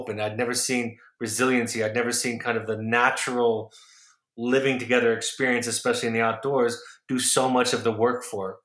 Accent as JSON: {"language": "English", "town": "Los Angeles", "region": "California", "country": "United States", "tie": "born or raised there", "also_born_or_lived": "Orange County, California", "said": "I grew up in Southern California, Los Angeles and Orange County"}